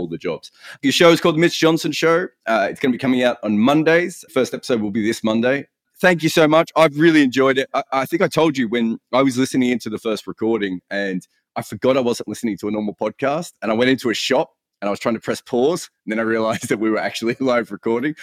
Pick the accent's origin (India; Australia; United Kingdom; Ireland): Australia; an Australian cricket writer